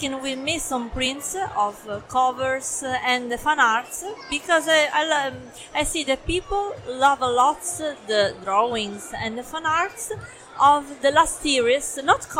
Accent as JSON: {"language": "English", "region": "Sicily", "country": "Italy", "second_language": "English", "moved": "yes", "lives_now": "Milan, Italy", "said": "I come from Sicily"}